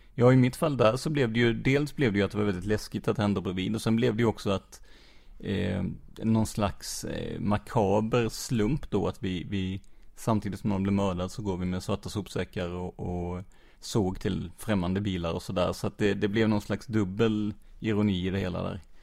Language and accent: Swedish; Rödeby, Blekinge, Sweden; also born or lived in Karlskrona; jag är ju uppvuxen i, i Rödeby